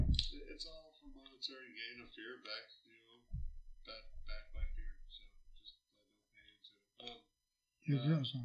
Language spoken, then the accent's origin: English; Utah, United States; moved away; I grew up in Utah